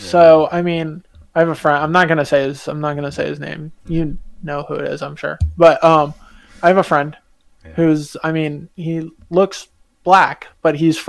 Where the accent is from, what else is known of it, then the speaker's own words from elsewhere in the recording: Texas, United States; moved away; I feel very prideful about being from Texas